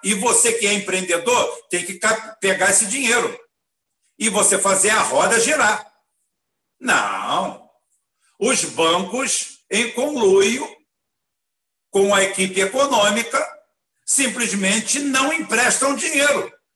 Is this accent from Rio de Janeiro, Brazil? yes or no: yes; Itaboraí, Rio de Janeiro, Brazil; eu sou de Itaboré, eu sou da roça de cá